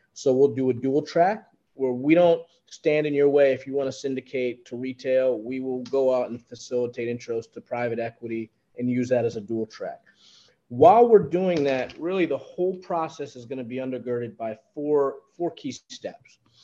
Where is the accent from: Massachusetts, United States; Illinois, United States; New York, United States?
New York, United States; I'm a New Yorker